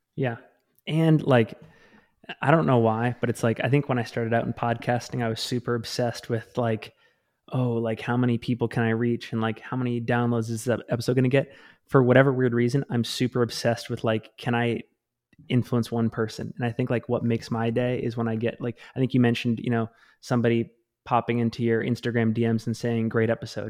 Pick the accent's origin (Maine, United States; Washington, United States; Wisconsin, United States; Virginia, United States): Maine, United States; now in Salt Lake City, United States; I grew up in Maine